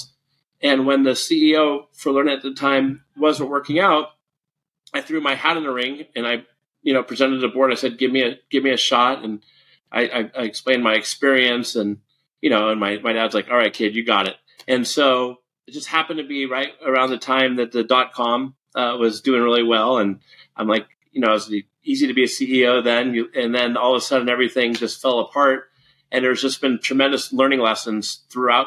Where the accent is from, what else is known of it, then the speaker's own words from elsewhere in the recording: San Francisco Bay Area, California, United States; I grew up in the San Francisco Bay Area.